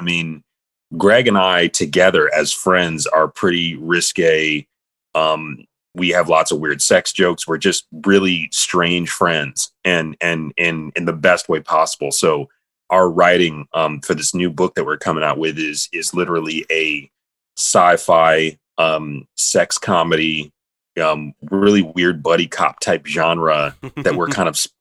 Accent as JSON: {"language": "English", "town": "Grand Rapids", "region": "Michigan", "country": "United States", "tie": "born or raised there", "moved": "yes", "lives_now": "New York, United States", "said": "one of my best friends, Jim Lee, who I grew up with in Grand Rapids, Michigan"}